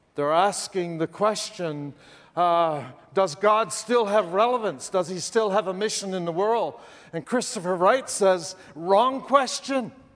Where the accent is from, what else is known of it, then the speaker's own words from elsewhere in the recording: Canada; I'm Canadian, you know, that place north of the border